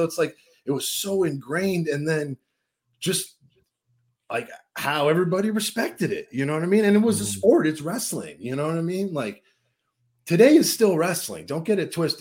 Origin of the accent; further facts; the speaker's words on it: Richmond, California, United States; I'm from Richmond